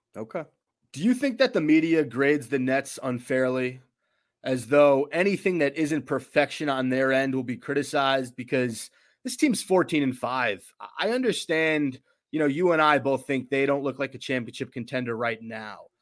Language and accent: English; River Edge, New Jersey, United States; I grew up in River Edge, New Jersey